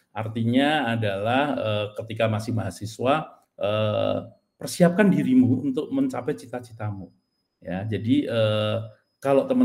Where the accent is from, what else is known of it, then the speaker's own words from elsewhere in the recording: Magelang, Central Java, Indonesia; Nah, saya juga berasal dari Magelang, ya.